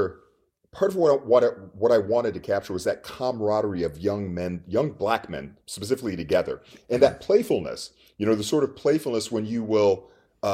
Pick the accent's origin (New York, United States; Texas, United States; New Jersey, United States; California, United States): Texas, United States; moved away as an adult; also born or lived in Minnesota / France / Richmond, Virginia; I'm from Texas. I'm actually in Austin right now. So I grew up not just playing football, but also in this very football culture